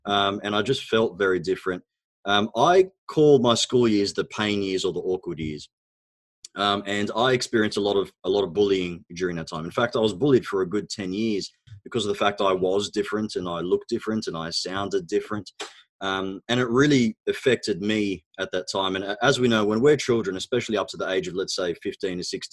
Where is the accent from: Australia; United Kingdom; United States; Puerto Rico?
Australia; first language Arabic; English is a second language; also born or lived in Egypt; So I was actually born in Egypt. My background is Egyptian. Both my parents are Egyptian, of course. We immigrated to Australia when I was about 4 years old. And when I arrived in Australia, I actually couldn't speak a word of English. I knew Arabic